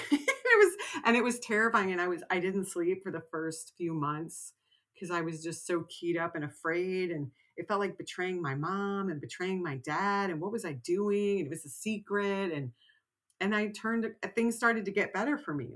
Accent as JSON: {"language": "English", "region": "Texas", "country": "United States", "tie": "born or raised there", "said": "I grew up in Texas"}